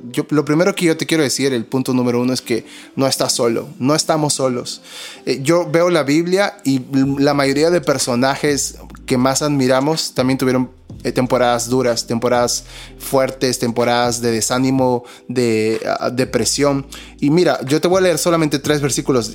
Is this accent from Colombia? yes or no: no; Peru; somos dos peruanos